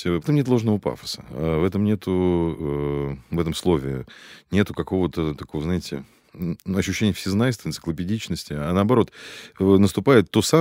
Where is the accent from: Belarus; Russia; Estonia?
Russia; Moscow; отчасти потому, что я действительно родился и вырос здесь. Это, от этого никуда не денешься. Плюс к этому я коренной москвич.